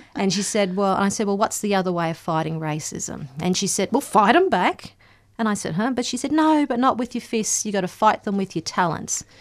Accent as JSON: {"language": "English", "town": "Gympie", "region": "Queensland", "country": "Australia", "tie": "born or raised there", "said": "I grew up in Gympie, not far from Cherbourg, so predominantly White Town"}